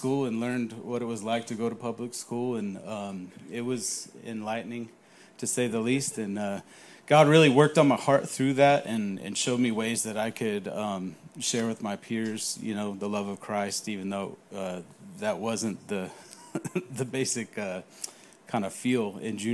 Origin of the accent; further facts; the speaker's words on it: California, United States; moved away; I grew up in California